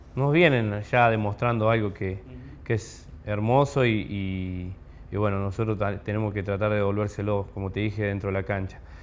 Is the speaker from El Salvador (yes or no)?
no; Guatimosín, Córdoba, Argentina; soy de Guatimosín, queda acá al, sur de Córdoba, al límite con Santa Fe.